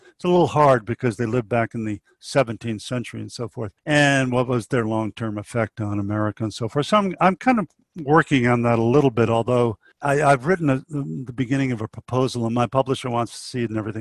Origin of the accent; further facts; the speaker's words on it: New England, United States; also born or lived in Narragansett Bay, Rhode Island; now in Sagaponack, United States; I was raised in New England and I lived right on Narragansett Bay in a reconstructed lighthouse. So I grew up in a kind of a very peaceful situation